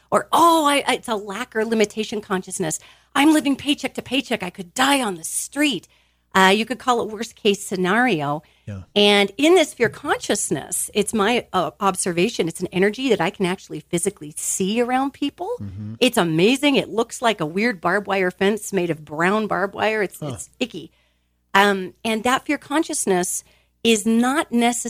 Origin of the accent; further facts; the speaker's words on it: United States; I was raised in America, so I'll speak here about being American